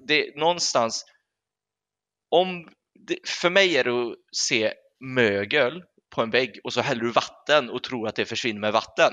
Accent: Sweden; vi svenskar

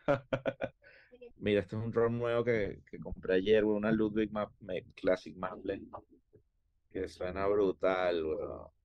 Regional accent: Caracas, Capital District, Venezuela; moved away as an adult; now in Miami, United States; yo me crié, bueno, en Caracas

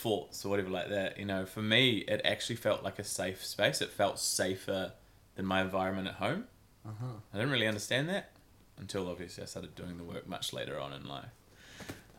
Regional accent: New Zealand; also born or lived in Christchurch, New Zealand / Auckland, New Zealand; I grew up in Christchurch, New Zealand, moved up to Auckland City at about maybe 10 years old

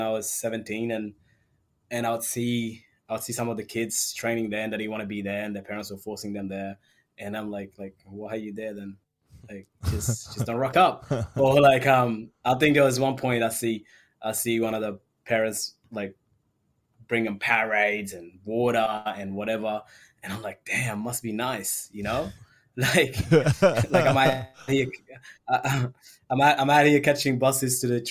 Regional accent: Sudan; now in Australia; I was born in Sudan

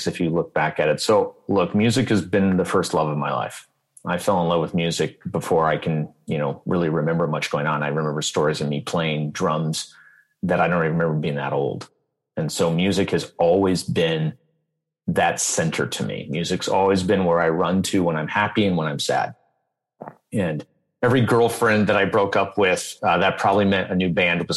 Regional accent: Detroit, Michigan, United States; moved away; I grew up in Detroit.

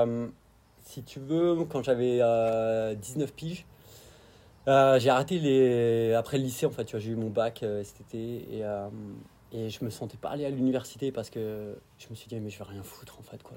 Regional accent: Dijon, Bourgogne-Franche-Comté, France; moved away as an adult; also born or lived in Arve Valley, Alps; now in New Zealand; j'ai grandi à Dijon

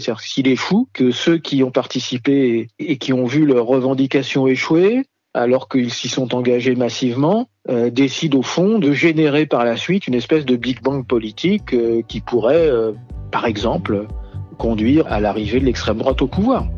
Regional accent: France; chez nous, en France

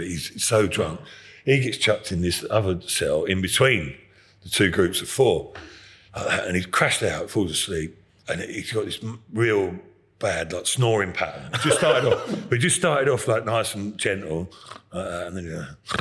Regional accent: Epsom, South East England, United Kingdom; I'm from Epsom

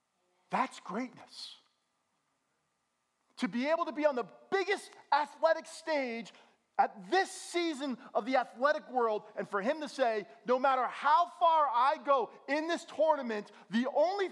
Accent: Bergen County, New Jersey, United States; I'm from Bergen County, New Jersey. I'm as suburban can be

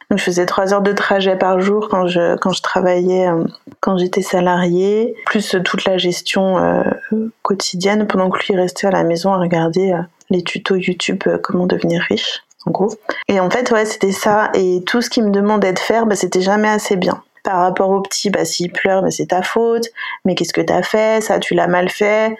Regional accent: Savoie, Auvergne-Rhône-Alpes, France; moved away as an adult; also born or lived in Lyon; J'habitais à Lyon jusqu'à cet été et là je suis revenue euh, au Bercail, on va dire euh, en Savoie, près du lac du Bourget

